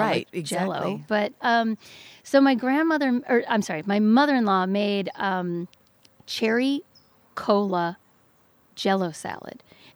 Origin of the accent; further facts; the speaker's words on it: Freeport, Midwest, United States; moved away; who's also from the Midwest, and I don't know why he was surprised by this, but we went to we were in my hometown of Freeport.